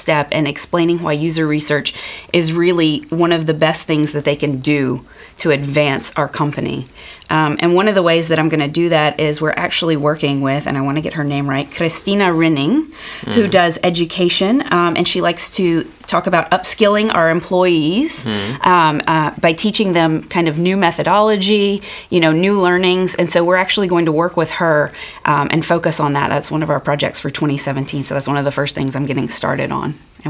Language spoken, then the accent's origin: English; United States; moved away as an adult; now in Norway; I am American.